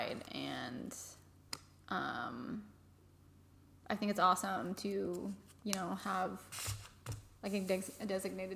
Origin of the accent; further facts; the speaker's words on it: California, United States; moved away; I am from California, originally